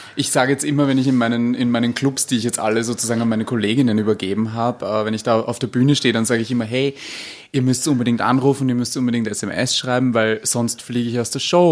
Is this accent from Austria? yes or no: yes; Vienna, Austria; accent: Viennese; ich spreche Wienerisch eigentlich